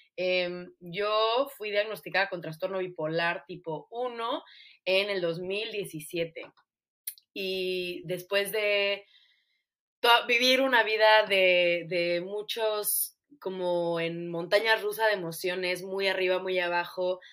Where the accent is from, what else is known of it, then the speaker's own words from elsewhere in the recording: Mexico; now in United States; vemos ese apoyo en Estados Unidos como mexicana